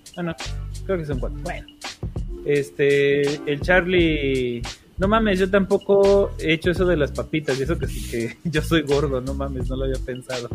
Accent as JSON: {"language": "Spanish", "country": "Mexico", "said": "como mexicanos"}